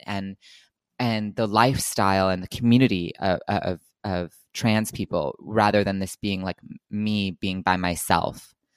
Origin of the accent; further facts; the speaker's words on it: New Jersey, United States; moved away as an adult; also born or lived in New York; now in Los Angeles, United States; I'm originally from Los Angeles, but I grew up for the most part in New Jersey